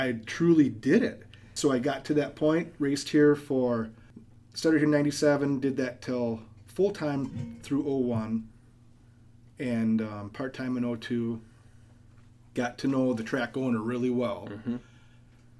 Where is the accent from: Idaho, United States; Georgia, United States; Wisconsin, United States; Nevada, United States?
Wisconsin, United States; Oconomowoc; also born or lived in Oshkosh; Born and raised in Oconomowoc.